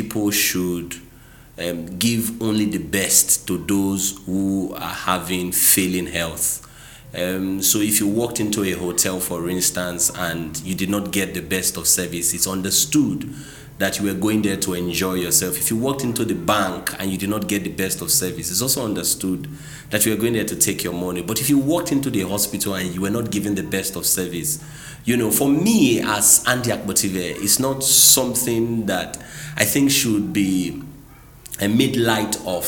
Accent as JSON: {"language": "English", "country": "Nigeria", "also_born_or_lived": "Port Harcourt, Rivers State", "said": "I'm a Nigerian, currently the general manager of a flourishing auto business in Port Harcourt here in River State"}